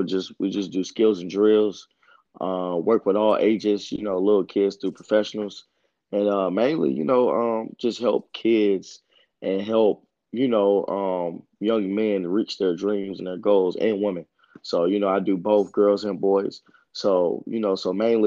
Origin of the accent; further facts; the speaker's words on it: Greensboro, North Carolina, United States; also born or lived in Kernersville, North Carolina; I grew up in Greensboro